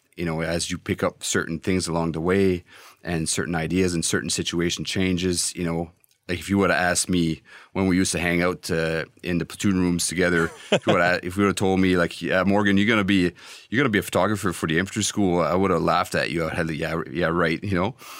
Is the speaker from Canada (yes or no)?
yes; Canada; as a Canadian